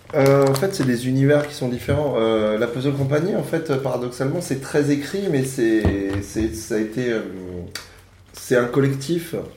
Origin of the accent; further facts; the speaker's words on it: Yvelines, Île-de-France, France; Je viens des Yvelines